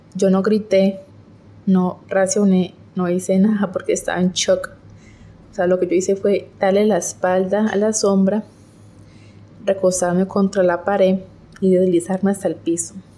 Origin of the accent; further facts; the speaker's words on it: Colombia; soy de Colombia